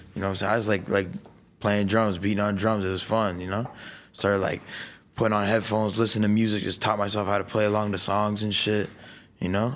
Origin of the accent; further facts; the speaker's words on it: Niagara Falls, Ontario, Canada; moved away as an adult; now in Los Angeles, United States; I'm from Niagara Falls. I grew up in a town four deer, thirty thousand people.